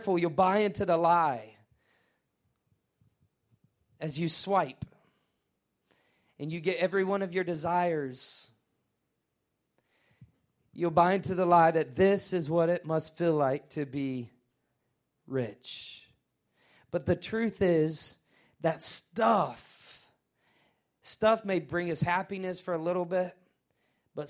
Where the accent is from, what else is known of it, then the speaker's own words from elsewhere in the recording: Nashville, Tennessee, United States; I'm from Nashville.